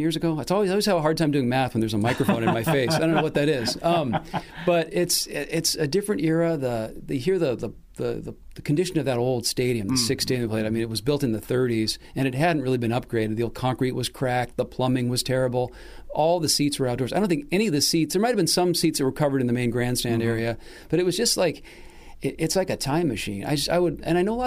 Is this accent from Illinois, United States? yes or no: no; Seattle, Washington, United States; I grew up here in Seattle